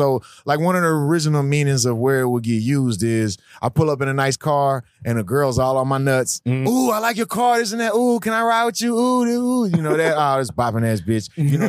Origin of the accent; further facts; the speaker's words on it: Houston, Texas, United States; growing up in Houston